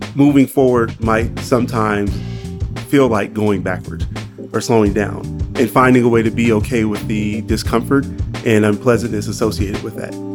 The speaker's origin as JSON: {"language": "English", "town": "Los Angeles", "region": "California", "country": "United States", "said": "I'm from"}